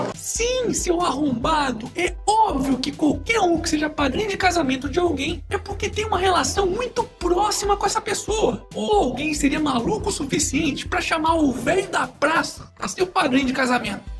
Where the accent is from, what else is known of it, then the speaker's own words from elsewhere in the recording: Brazil; somos nós brasileiros